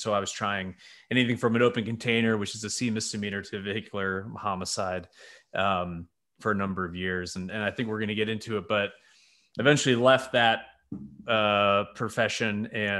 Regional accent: New York, United States; Yeah, so I'm a New Yorker who married a Nashville girl. We met in college and we did the Northeast thing for a little bit.

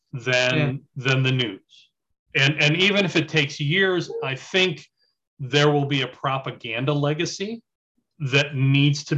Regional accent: United States; as an American

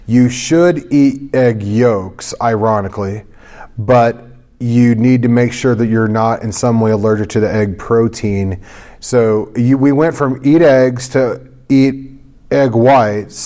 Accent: St. Louis, Missouri, United States; I'm from St. Louis

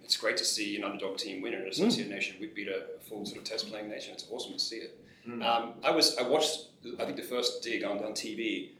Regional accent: Australia; as an Australian

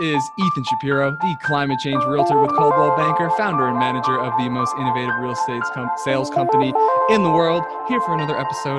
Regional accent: New Jersey, United States; now in Boulder, United States; And I'm a Jersey boy. So I'm from the East Coast and I spent a lot of time in the Adirondacks

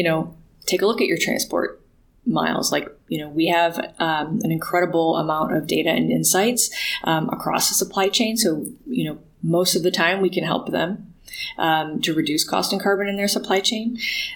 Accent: Ann Arbor, Michigan, United States; Growing up in Ann Arbor, Michigan

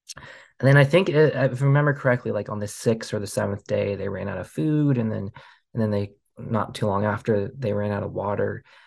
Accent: Portland, Oregon, United States; also born or lived in Kuala Lumpur, Malaysia; we immigrated to, to Portland, Oregon, and I grew up in the beautiful Pacific Northwest. Um, so Oregon is my, my home state

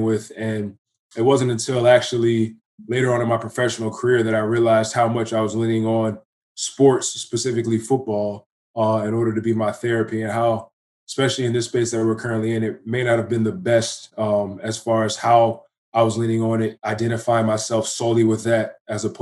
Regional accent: Fairfax, Virginia, United States; moved away as an adult; now in Canada; I'm originally from Virginia, Fairfax, to be exact

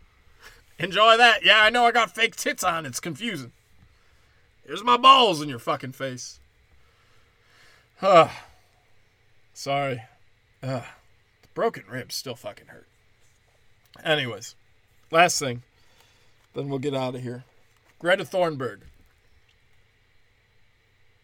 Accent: Illinois, United States; moved away; also born or lived in Florida; I lived in Florida. But growing up in Illinois

